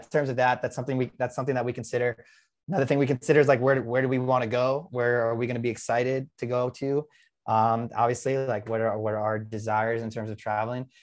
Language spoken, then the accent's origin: English; New York, United States; moved away; I'm from New York